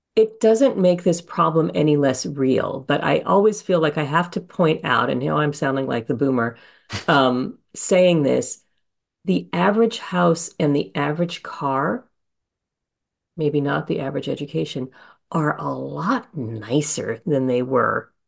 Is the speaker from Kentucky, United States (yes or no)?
no; Honolulu, Hawaii, United States; moved away; I grew up in Honolulu